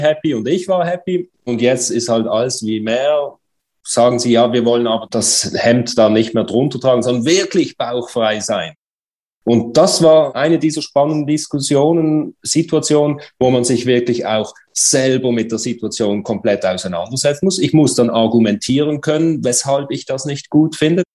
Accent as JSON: {"language": "German", "country": "Switzerland", "said": "Bei uns in der Schweiz"}